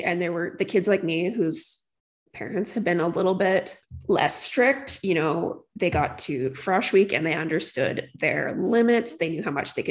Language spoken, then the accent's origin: English; St. Albert, Alberta, Canada; growing up in St. Albert, there was a problem with drunk driving